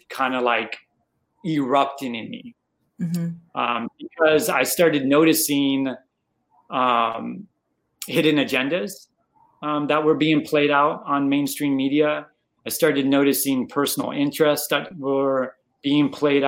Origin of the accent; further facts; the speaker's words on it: Arizona, United States; moved away as an adult; also born or lived in Chicago, United States; now in Houston, United States; I'm originally from Arizona, was born and raised there, lived there for about 30 years